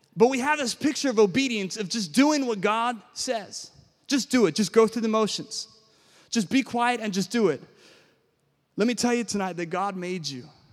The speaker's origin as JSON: {"language": "English", "town": "Williamsburg", "region": "Virginia", "country": "United States", "tie": "born or raised there", "said": "I was born and raised in Williamsburg, Virginia"}